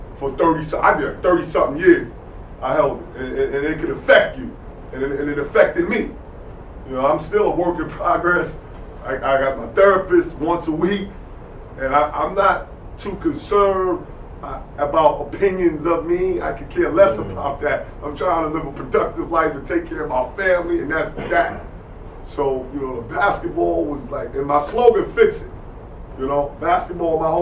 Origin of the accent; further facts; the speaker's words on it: New York, United States; I'm from New York